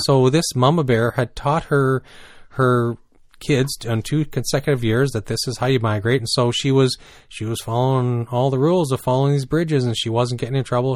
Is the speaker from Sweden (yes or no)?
no; New Brunswick, Canada; also born or lived in British Columbia; now in Ontario, Canada; growing up in New Brunswick